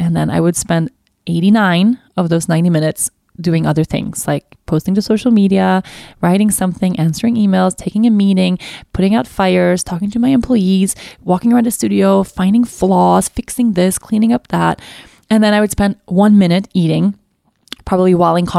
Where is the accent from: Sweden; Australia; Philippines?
Sweden; I come from Sweden, but I've always been interested to know more about my ancestry.